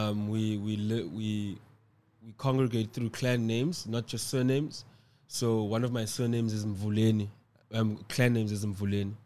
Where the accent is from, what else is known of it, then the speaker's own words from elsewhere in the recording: Cape Town, Western Cape, South Africa; I live and reside in Cape Town, South Africa. Um, I was born in Cape Town.